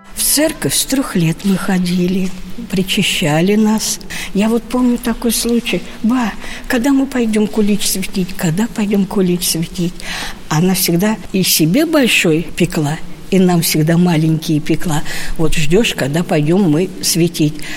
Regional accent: Zaraysk, Moscow Oblast, Russia; я из Зарайска

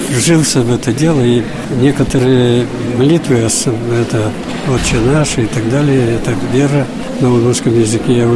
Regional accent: Udmurtia, Russia; Потому что я чистокровный удмурт.

